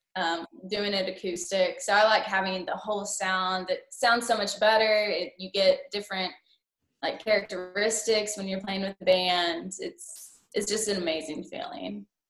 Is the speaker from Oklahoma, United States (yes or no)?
yes; Lone Grove, Oklahoma, United States; moved away as an adult; also born or lived in Edmond, Oklahoma; now in Murfreesboro, United States; I am born and raised in Lone Grove, Oklahoma